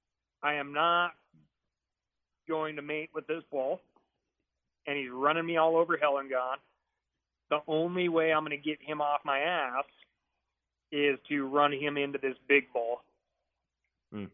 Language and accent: English; Montana, United States; growing up in Montana